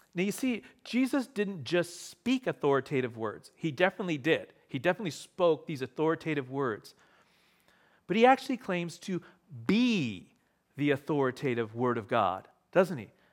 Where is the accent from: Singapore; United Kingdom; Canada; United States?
Canada; Ontario; moved away; I grew up in Ontario